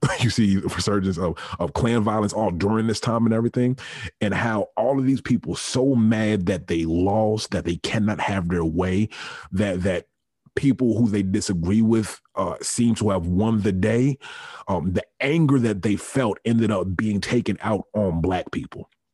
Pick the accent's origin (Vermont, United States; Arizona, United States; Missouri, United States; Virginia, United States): Virginia, United States; Richmond; me growing up in Richmond, Virginia, the capital of the Confederacy